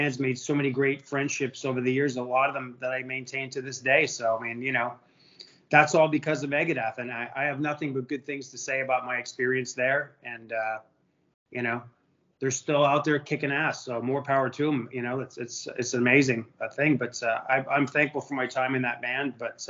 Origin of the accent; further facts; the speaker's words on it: Montreal, Quebec, Canada; I think I started when I was 9 up in Montreal. You know, being in a Canadian yourself